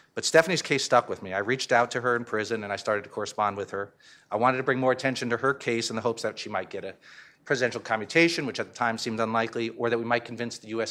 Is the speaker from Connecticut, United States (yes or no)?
yes; Connecticut, United States; I'm from Connecticut